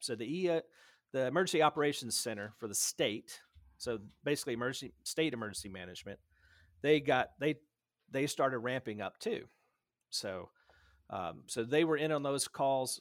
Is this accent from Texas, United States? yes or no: no; Dyersburg, Tennessee, United States; moved away; also born or lived in Knoxville, Tennessee / Memphis, Tennessee; Town's called Dyersburg, so it's about almost exactly same size. It looks very similar, except, uh, Uh, so that's where I grew up